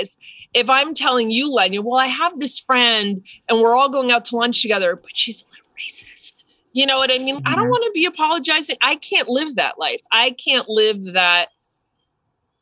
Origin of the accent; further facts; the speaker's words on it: New Jersey, United States; growing up in New Jersey